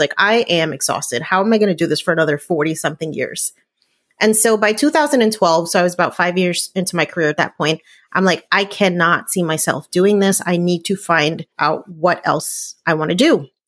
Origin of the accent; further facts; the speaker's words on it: New Jersey, United States; I grew up in New Jersey